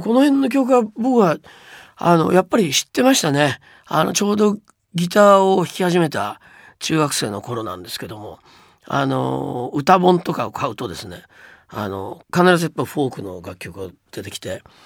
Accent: Hiroshima, Japan; also born or lived in Oshima District, Yamaguchi; 僕はまあ広島出身なんですが

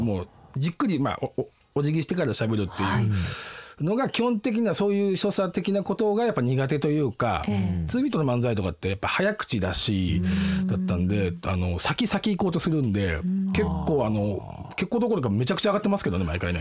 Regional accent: Tokyo, Japan; ずっと僕東京なんですけど

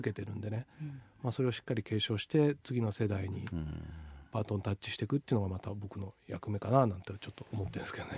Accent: Tokyo, Japan; この町でずっと生まれ育ってきて

